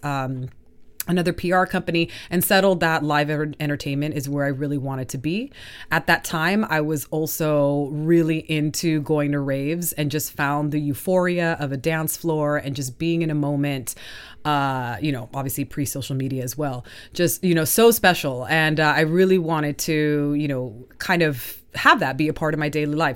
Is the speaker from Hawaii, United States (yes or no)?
no; Southern California, United States; moved away as an adult; also born or lived in Colombia; now in Stockholm, Sweden; from Colombia to Southern California